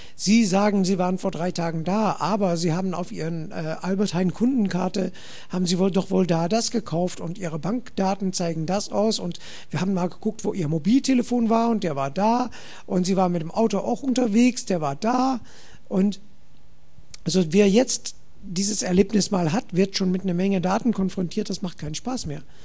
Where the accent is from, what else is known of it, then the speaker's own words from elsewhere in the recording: Netherlands; German is a second language; ich komme aus Holland